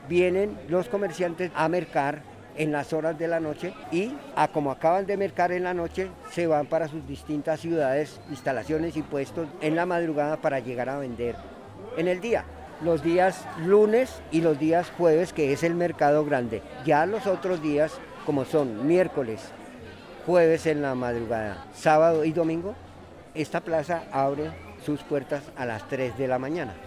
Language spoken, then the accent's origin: Spanish; Bogotá, Colombia; Soy nacido aquí en Bogotá, pero soy hijo de padres boyacenses.